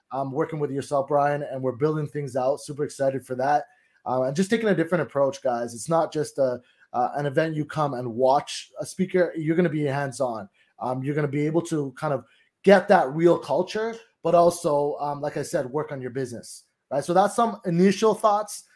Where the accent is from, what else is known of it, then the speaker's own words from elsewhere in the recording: Toronto, Ontario, Canada; now in Collingwood, Canada; I'm from Toronto. I'm actually living, uh, Collingwood in a cottage area